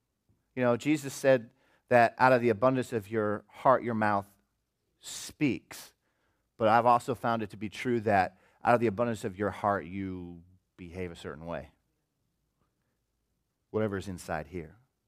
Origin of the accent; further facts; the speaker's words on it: Des Moines, Iowa, United States; I grew up in Des Moines, Iowa, I guess in the 70s and 80s, and it was a pretty good time, you know.